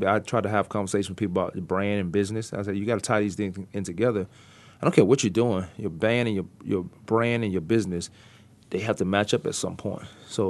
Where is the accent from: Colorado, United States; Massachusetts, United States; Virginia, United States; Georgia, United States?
Virginia, United States; just growing up in Virginia